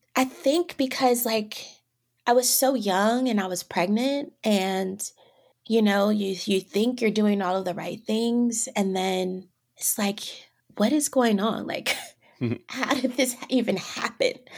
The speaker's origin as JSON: {"language": "English", "town": "Vallejo", "region": "California", "country": "United States", "tie": "born or raised there", "also_born_or_lived": "San Francisco / Los Angeles", "moved": "as an adult", "lives_now": "Atlanta, United States", "said": "I was born in San Francisco and I grew up about 30 minutes north in Vallejo, California"}